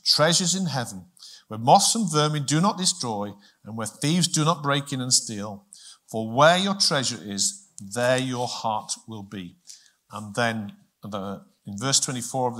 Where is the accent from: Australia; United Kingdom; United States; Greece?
United Kingdom; as British people, I know we're not all British in here, but as British people